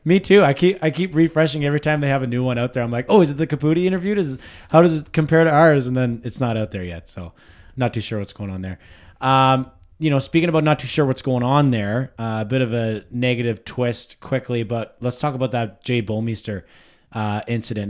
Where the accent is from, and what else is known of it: Ottawa Valley, Ontario, Canada; accent: Ottawa Valley